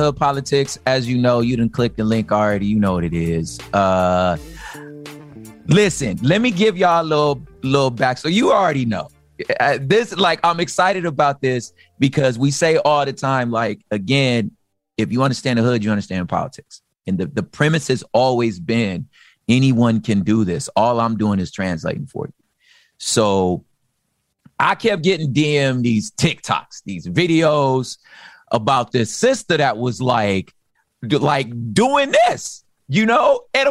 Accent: Los Angeles, California, United States; So I'm originally from South Central. Same thing, moved around a lot. I lived on the east side though

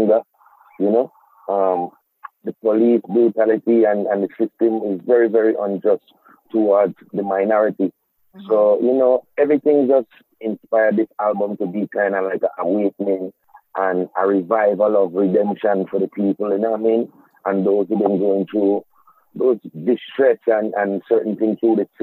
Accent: Charlotte Amalie, U.S. Virgin Islands; growing up in the Virgin Islands

